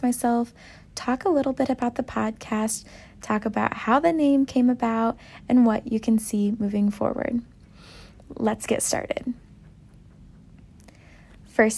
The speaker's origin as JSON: {"language": "English", "town": "Downs", "region": "Illinois", "country": "United States", "moved": "as an adult", "lives_now": "Chicago, United States", "said": "I am originally from Downs, Illinois, which is a pretty small town, and recently in November, I moved to downtown Chicago with my boyfriend Riley"}